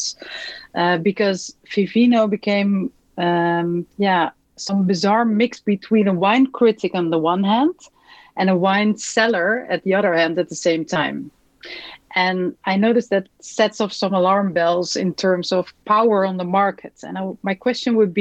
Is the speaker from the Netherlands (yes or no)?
yes; Netherlands; I'm from Holland.